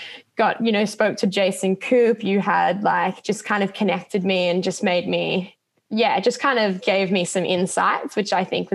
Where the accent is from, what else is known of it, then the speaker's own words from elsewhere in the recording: Australia; an Australian runner